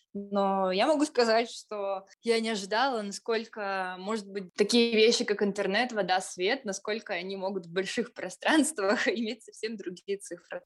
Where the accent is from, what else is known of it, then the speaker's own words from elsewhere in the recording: Tyumen, Tyumen Oblast, Russia; поскольку мы сами представители региона, поскольку мы сами из Тюмени